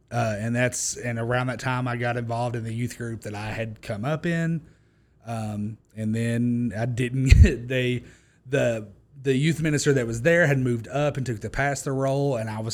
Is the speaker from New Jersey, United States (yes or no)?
no; Harriman, Tennessee, United States; In Harriman, Tennessee. So a town of like 2,000 people near Knoxville, that area.